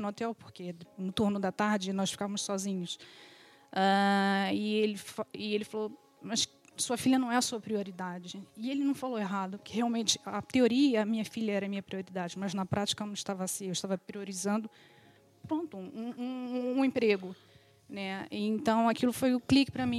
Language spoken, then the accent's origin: Portuguese; Rio de Janeiro, Brazil; moved away as an adult; now in Portugal; sou do Rio de Janeiro, sou filha de imigrantes